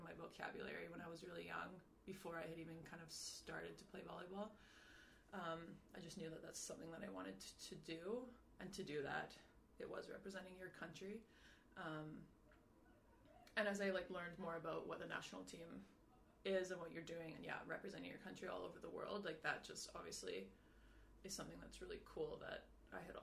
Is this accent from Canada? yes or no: yes; Canada; moved away as an adult; now in Paris, France; as a Canadian